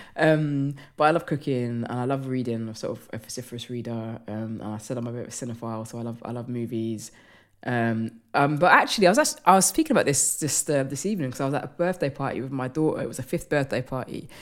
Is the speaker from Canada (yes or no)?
no; London, United Kingdom; I'm from London